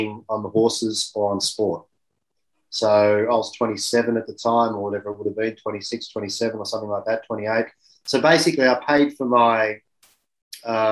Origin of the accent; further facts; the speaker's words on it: Sydney, New South Wales, Australia; I'm an Irish background, grew up in Sydney, Australia